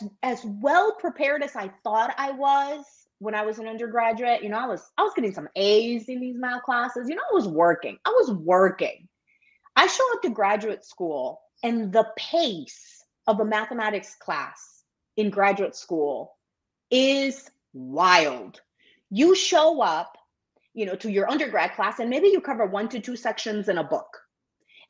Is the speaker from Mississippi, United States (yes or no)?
no; Milwaukee, Wisconsin, United States; I grew up in Milwaukee, and my mom was here